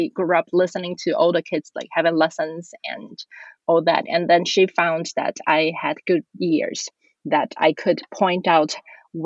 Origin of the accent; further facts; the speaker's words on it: Taiwan; I was born and raised in Taiwan